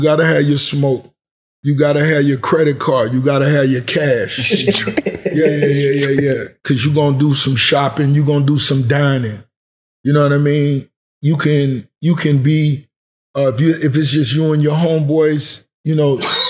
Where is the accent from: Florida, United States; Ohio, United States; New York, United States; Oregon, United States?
Florida, United States; Miami; Growing up in Miami, the club shit is what we really growed up in.